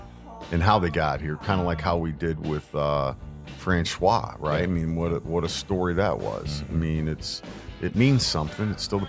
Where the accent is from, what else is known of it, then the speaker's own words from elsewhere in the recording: Hyden, Kentucky, United States; I was born in Kentucky. I was born in Hyden, Kentucky.